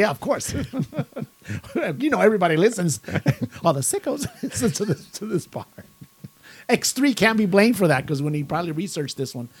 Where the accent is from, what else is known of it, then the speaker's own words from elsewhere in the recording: Brazil; Is telling you, I'm from Brazil.